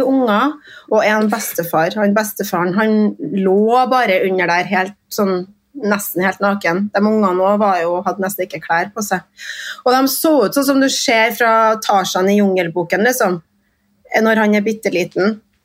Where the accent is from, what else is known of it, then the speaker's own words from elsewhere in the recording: Trondheim, Trøndelag, Norway; Jeg kommer jo fra Kolstad. Jeg er stolt Kolstad-ramp.